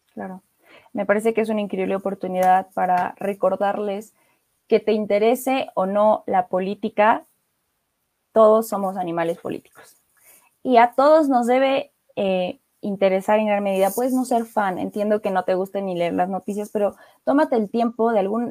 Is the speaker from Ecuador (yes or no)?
no; Mexico